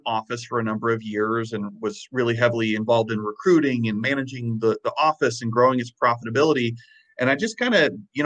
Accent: Illinois, United States; also born or lived in the Carolinas; now in Wisconsin, United States; I'm originally from Illinois, middle of nowhere, Illinois

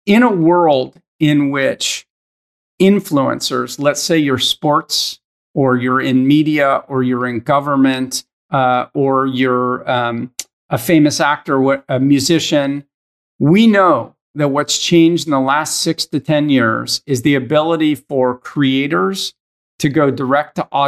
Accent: Northern California, United States; also born or lived in Philadelphia; now in Los Angeles, United States; I was born in Philadelphia, lifelong Eagles fan, but I actually was raised in Northern California

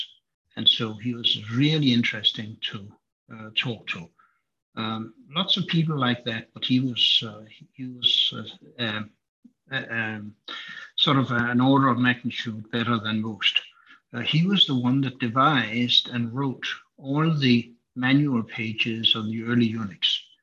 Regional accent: Denmark; moved away; my home country of Denmark

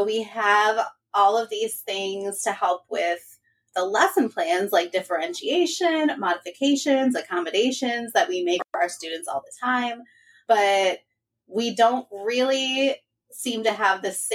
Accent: Michigan, United States; I am from Michigan.

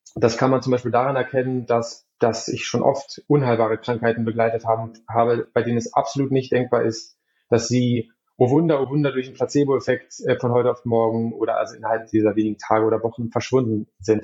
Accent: Berlin, Germany; moved away as an adult; also born or lived in Hamburg; now in Lübeck, Germany; ursprünglich komme ich aber aus Berlin

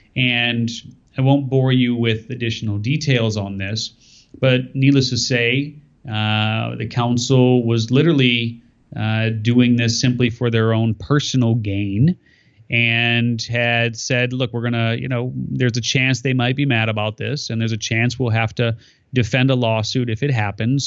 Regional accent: California, United States; my home state of California

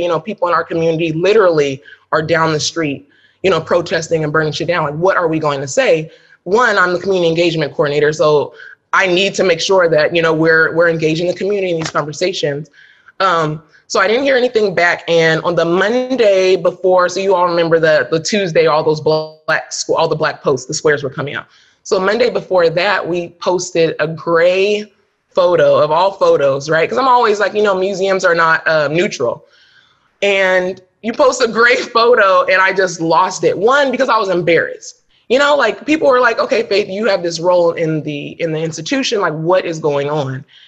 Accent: Sacramento, California, United States; I grew up in Sacramento, right? Sacramento's home for me.

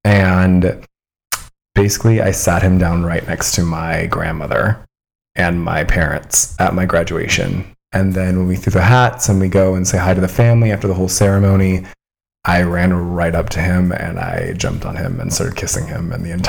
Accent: Colorado, United States; This is in Colorado.

